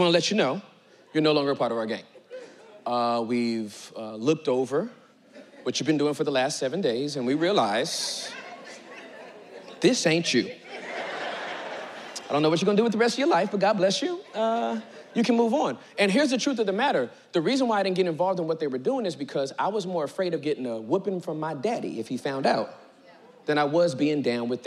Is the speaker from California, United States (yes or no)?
yes; Inglewood, California, United States; I was born and raised in Southern California, Inglewood.